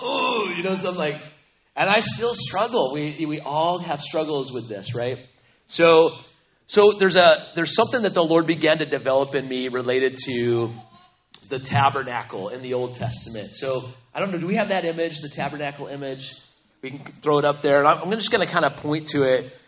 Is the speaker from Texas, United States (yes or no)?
no; Aztec, New Mexico, United States; I grew up in New Mexico, so I'm I'm from New Mexico, the land of enchantment. It's the place, little town called Aztec, only 6,500